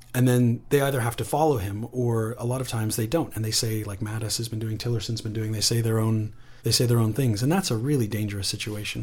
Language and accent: English; Canada; also born or lived in Britain; now in United Kingdom; I say that as a Canadian based in, in Britain